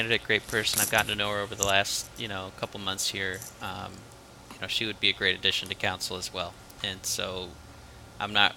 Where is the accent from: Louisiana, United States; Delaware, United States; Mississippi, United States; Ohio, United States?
Ohio, United States; Maumee; also born or lived in Cleveland; now in Toledo, United States; I grew up in Maumee